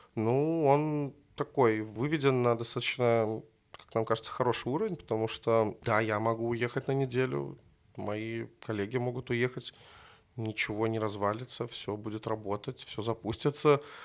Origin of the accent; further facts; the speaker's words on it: Minsk, Belarus; Я жил практически там возле тракторного, это улица Долгобродская